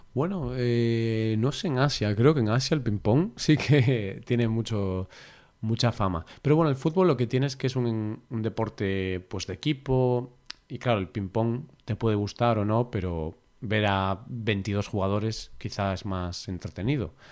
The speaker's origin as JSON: {"language": "Spanish", "town": "Vigo", "region": "Galicia", "country": "Spain", "said": "el Celta, pues, es mi ciudad y mi familia, todas del Celta"}